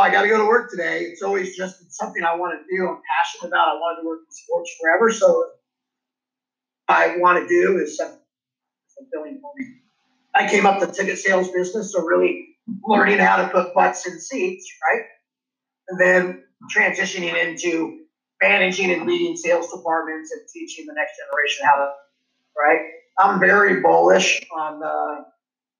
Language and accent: English; Los Angeles, California, United States; I grew up in Los Angeles